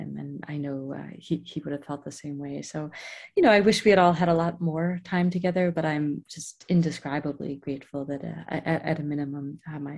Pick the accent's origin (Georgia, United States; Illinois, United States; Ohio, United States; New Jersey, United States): Ohio, United States; Cleveland; moved away; I'm from Ohio, outside of Cleveland